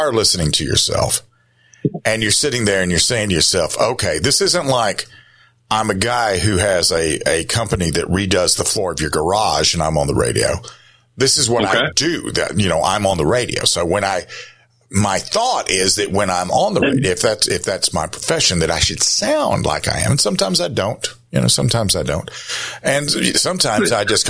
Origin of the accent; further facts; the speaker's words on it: the South, United States; I'm from the South. My mother is British. My father's a hillbilly from North Carolina.